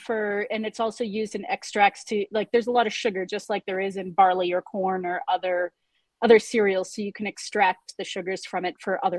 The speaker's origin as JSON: {"language": "English", "country": "United States", "moved": "yes", "lives_now": "Rwanda", "said": "I'm from America, right? And I had never heard of sorghum before I moved to Africa."}